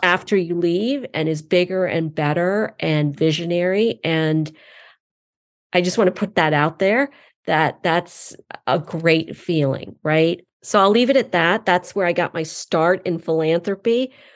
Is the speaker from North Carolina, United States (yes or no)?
yes; eastern North Carolina, United States; also born or lived in Iowa City, Iowa; I was born in Iowa City, Iowa, but then brought up in eastern North Carolina, and I was brought up in the South